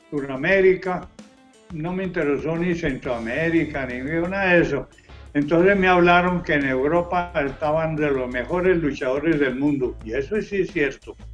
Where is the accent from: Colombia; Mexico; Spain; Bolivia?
Colombia; ya saben que soy de Colombia.